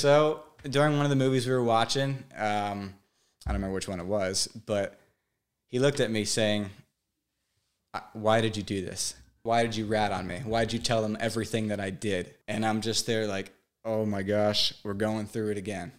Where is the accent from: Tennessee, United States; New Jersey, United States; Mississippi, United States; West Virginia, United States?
New Jersey, United States; Brick; I grew up in Brick, New Jersey, living with my mom and dad